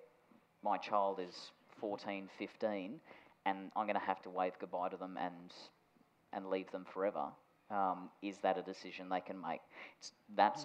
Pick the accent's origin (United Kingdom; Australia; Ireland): Australia; I was told when I was seven that because I was born in Australia, I could never join NASA